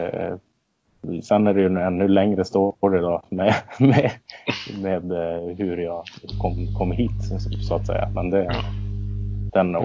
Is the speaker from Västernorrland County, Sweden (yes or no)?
yes; Örnsköldsvik, Västernorrland County, Sweden; moved away as an adult; Min, bakgrund, jag flyttade ifrån Örnsköldsvik ganska exakt eh, när arenan byggdes